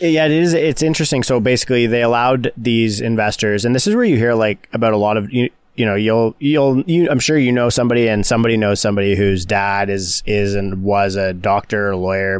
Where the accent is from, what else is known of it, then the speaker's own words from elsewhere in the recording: Canada; as a Canadian